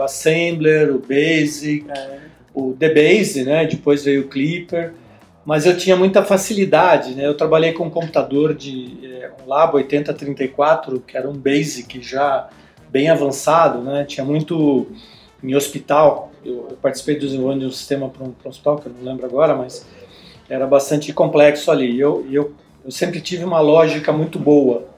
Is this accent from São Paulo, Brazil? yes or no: yes; São Paulo, Brazil; Eu nasci em São Paulo, né? Eu sou filho de imigrante.